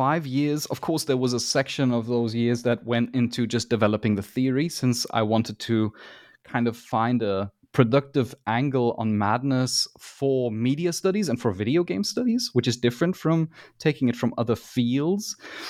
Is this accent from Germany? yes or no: yes; Germany; English is a second language; it might be that I'm biased because I am from Germany